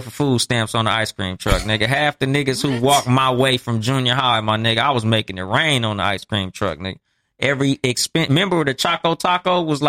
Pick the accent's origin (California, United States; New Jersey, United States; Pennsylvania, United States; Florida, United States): California, United States; Compton; I'm from Compton.